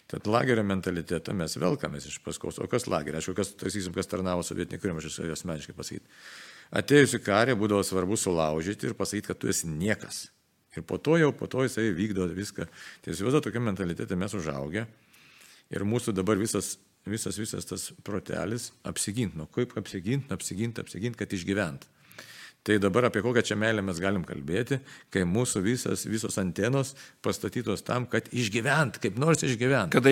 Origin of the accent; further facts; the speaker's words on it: Lithuania; nes mes lietuviai jautrų žmonės esame iš tikrųjų